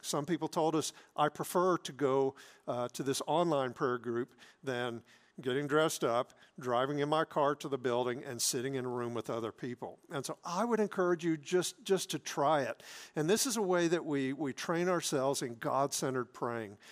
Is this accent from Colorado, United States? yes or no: no; South Mississippi, United States; moved away; I grew up in South Mississippi